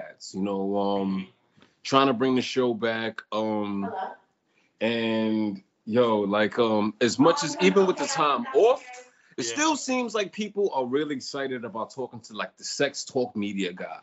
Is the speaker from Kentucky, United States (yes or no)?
no; New York, United States; I'm from New York